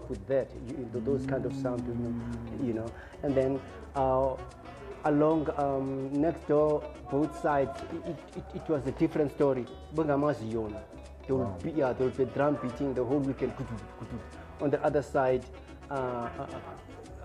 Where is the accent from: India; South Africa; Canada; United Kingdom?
South Africa; Cape Town, Western Cape; I started back in Cape Town where I was born. I was born in Kwalanga Township and then moved to Guguletu in 1975.